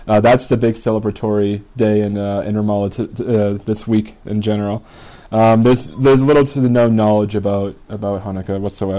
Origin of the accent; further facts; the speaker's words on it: United States; growing up in America, living in America